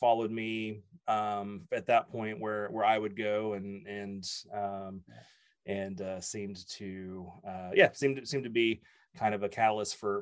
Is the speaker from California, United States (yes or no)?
no; West Monroe, Louisiana, United States; moved away as an adult; also born or lived in Shreveport, Louisiana / Atlanta, Georgia; now in Anchorage, United States; I grew up in West Monroe, Louisiana. Born and graduated high school